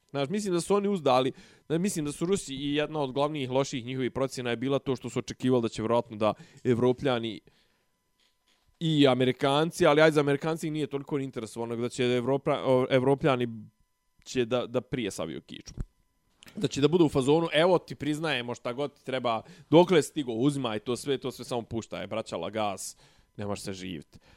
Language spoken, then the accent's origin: Croatian; Serbia; kod nas u Srbiji